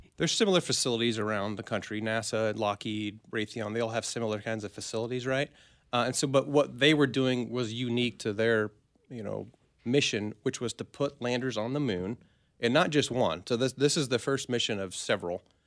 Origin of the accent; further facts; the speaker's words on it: Minneapolis, Kansas, United States; I'm from a Minneapolis, Kansas, a tiny town